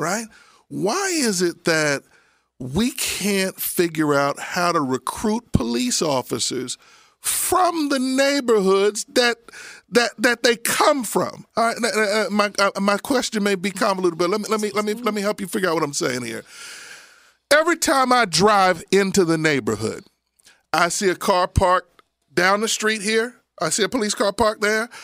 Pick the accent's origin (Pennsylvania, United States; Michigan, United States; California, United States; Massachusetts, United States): Pennsylvania, United States; Abington; also born or lived in Frankford, Philadelphia; I grew up in Abington